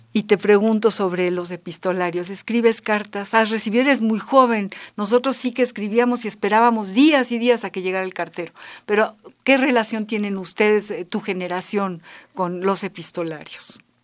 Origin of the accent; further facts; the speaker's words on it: Mexico; formamos parte de una generación que vino cuando la guerra civil que ya nacimos en México